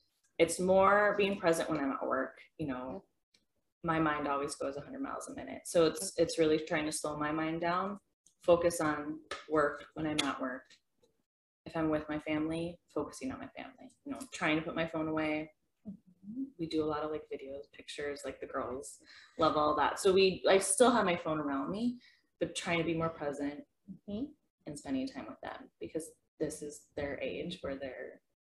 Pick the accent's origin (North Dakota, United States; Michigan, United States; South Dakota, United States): North Dakota, United States; Horace; I'm from Horace, my mother of two daughters.